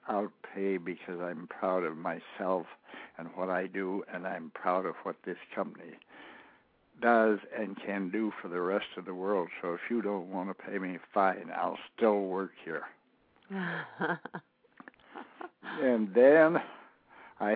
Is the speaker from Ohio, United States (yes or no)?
yes; Cleveland, Ohio, United States; my background commenced in 1928 when I went downtown to Cleveland, Ohio, to Frankfort Avenue